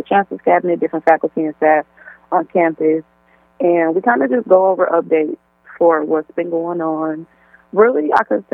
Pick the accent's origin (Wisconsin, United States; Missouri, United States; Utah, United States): Wisconsin, United States; Milwaukee; now in Oshkosh, United States; I'm originally born and raised in Milwaukee, Wisconsin